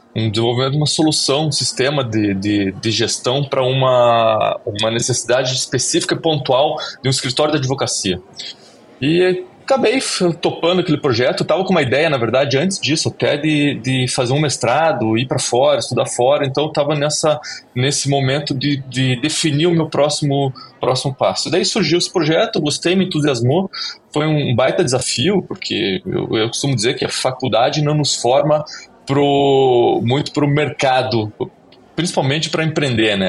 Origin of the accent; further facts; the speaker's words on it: Curitiba, Paraná, Brazil; eu sou de Curitiba